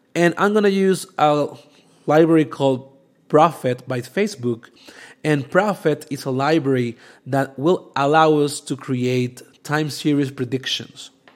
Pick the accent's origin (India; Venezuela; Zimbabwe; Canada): Venezuela; now in Mexico; I'm from Venezuela